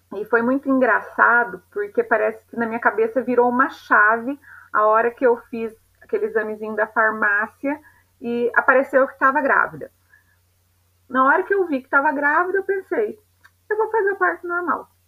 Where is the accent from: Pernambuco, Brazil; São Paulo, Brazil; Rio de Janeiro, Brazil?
São Paulo, Brazil; Piraju; now in Londrina, Brazil; na minha cidade natal, em Piraju, interior de São Paulo